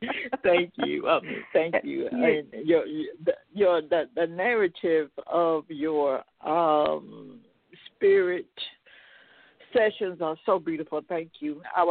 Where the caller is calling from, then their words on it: Tennessee, United States; Yes, I'm here, and I'm sorry, I'm from Tennessee.